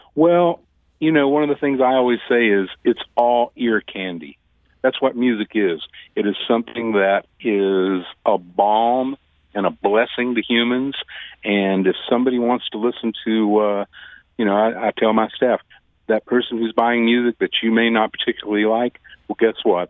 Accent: Deep South, United States; now in St. Louis, United States; I was from the Deep South.

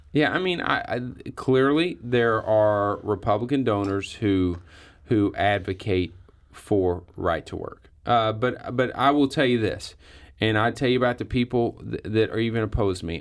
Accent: Perryville, Missouri, United States; I grew up in Perryville, okay, which is not a really big union area

